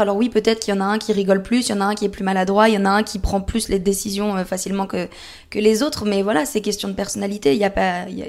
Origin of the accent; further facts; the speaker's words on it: France; also born or lived in Paris region; chez nous en France